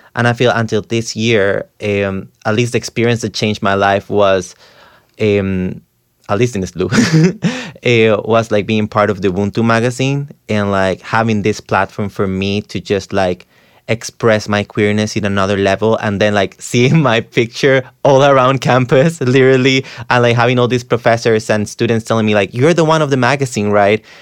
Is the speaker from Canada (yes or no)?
no; Costa Rica; now in New York, United States; I'm from Costa Rica.